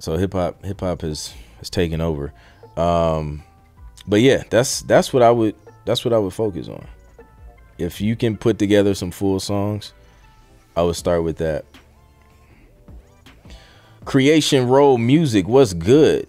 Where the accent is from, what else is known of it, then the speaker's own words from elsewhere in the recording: Ohio, United States; I'm from Ohio